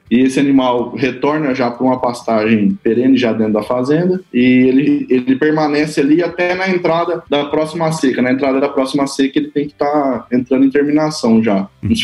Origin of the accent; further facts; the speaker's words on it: Mato Grosso do Sul, Brazil; also born or lived in Campo Grande; eu sou natural de Campo Grande, né, no Mato Grosso do Sul. É, quando tinha três anos de idade, aí, é, houve uma demanda pelo meu pai se migrar para a fazenda do sogro